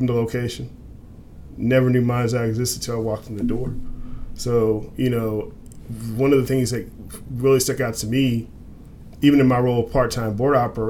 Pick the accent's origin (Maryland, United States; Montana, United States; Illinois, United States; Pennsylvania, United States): Illinois, United States; Illinois side of the St. Louis area, United States; I actually grew up in this area, born and raised. I grew up on the Illinois side of the river in Pinocchio, Illinois